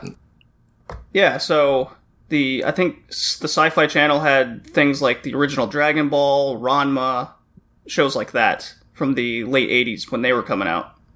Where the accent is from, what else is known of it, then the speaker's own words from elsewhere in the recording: Texas, United States; moved away as an adult; also born or lived in Louisiana; now in Toronto, Canada; I grew up in Texas and then I worked in Louisiana for a while